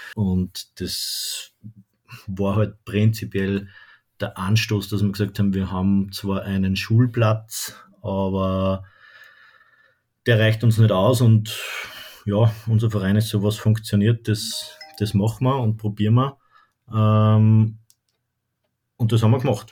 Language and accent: German; Haag am Hausruck, Upper Austria, Austria; also born or lived in Lonsburg; gebürtig in Haag Hausock und wohne jetzt im schönen Lonsburg